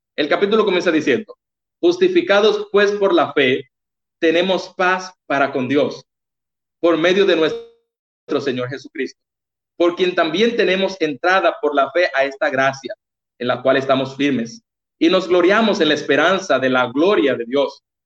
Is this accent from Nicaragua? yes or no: no; Baní, Peravia, Dominican Republic; me mandaron a la sucursal de donde yo soy, que soy de Baní